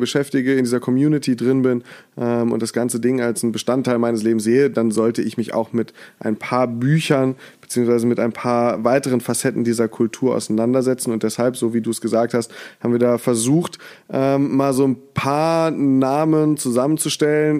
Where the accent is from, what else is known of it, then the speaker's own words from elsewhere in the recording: Mainz, Rhineland-Palatinate, Germany; moved away as an adult; now in Cologne, Germany; als Mainzer